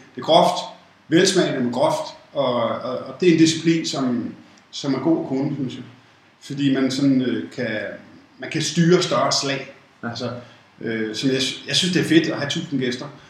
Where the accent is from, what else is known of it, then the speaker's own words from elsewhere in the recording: Copenhagen, Capital Region of Denmark, Denmark; født i København. Jeg vil det, der hedder en rigtig københavner, fordi jeg er født i Indre By, København K. Øh, har boet faktisk hele mit liv, øh, i København